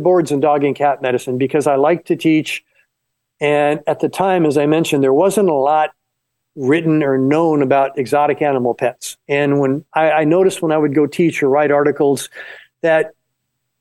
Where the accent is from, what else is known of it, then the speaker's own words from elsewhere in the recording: Florida Keys, United States; moved away; also born or lived in Los Angeles; I was born in the Florida Keys and I grew up near a swamp.